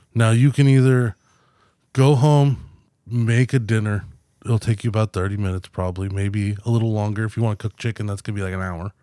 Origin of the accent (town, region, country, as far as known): United States